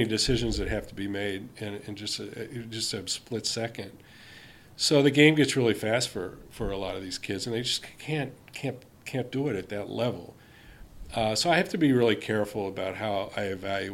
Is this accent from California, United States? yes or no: no; Cincinnati, Ohio, United States; I grew up in Cincinnati